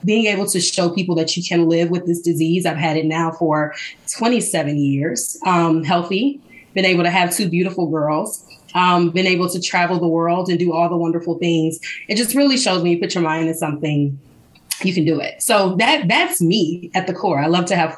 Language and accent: English; Mobile, Alabama, United States; originally from Mobile, Alabama, I was raised by my mom